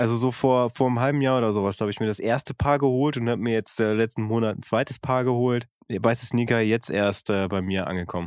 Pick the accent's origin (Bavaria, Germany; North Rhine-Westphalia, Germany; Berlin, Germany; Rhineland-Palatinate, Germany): North Rhine-Westphalia, Germany; als geboren und aufgewachsener aus Westfalen